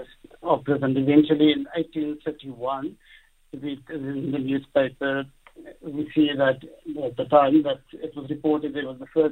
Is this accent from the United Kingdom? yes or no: no; South Africa